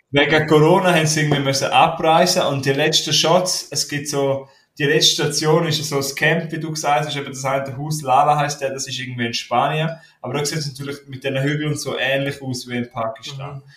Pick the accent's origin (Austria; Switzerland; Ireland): Switzerland; Graubünden; ich bin ein Bündner, aber ich kann leider kein retro romanisch